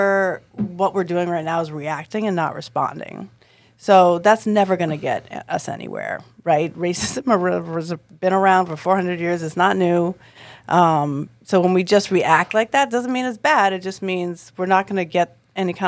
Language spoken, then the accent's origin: English; Boston, Massachusetts, United States; I'm from Boston.